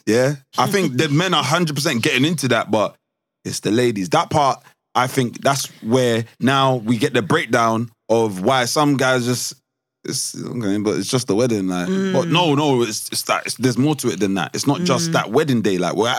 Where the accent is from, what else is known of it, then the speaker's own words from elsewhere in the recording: Nigeria; Because I'm Nigerian, my head is always, I just know.